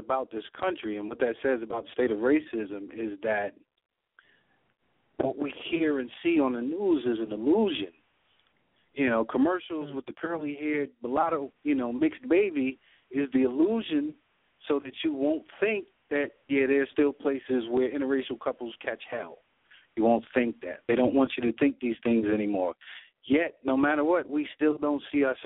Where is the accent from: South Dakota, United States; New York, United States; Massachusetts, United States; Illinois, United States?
New York, United States; now in Georgia, United States; I'm a New Yorker born and bred